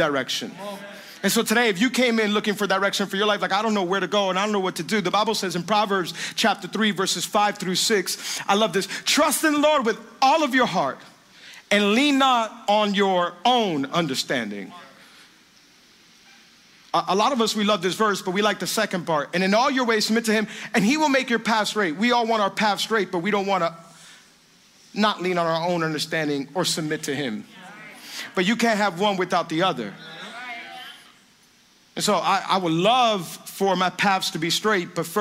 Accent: Miami, Florida, United States; I was born and raised in Miami, lived here my whole life. I'm from the 305

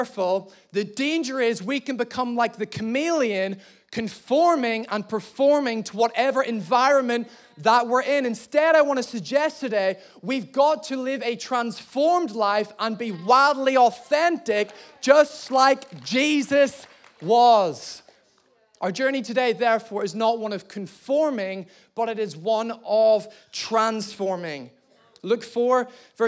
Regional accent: Belfast, Northern Ireland, United Kingdom; moved away; I'm actually from Belfast, Northern Ireland.

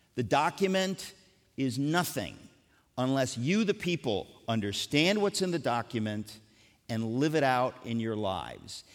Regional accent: United States; I grew up in America

